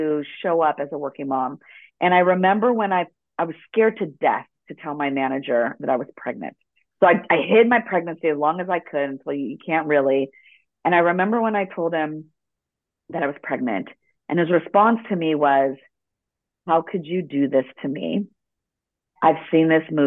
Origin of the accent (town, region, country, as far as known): Los Angeles, California, United States; born or raised there; first language Spanish; English is a second language; also born or lived in El Salvador (ancestry) / Ecuador (ancestry)